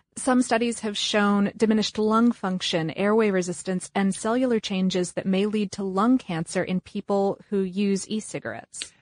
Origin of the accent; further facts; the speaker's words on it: United States; we're from the United States